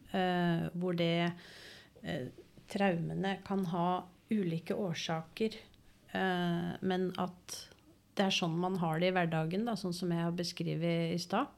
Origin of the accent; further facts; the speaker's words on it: Oslo, Norway; moved away as an adult; now in Engerdal, Norway; er født og oppvokst i Oslo.